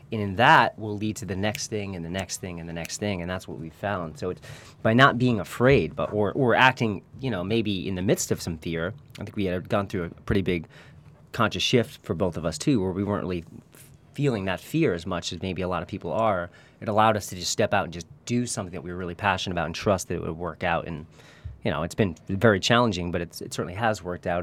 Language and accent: English; Newton, Massachusetts, United States; moved away as an adult; now in Santa Barbara, United States; We're from Newton, Massachusetts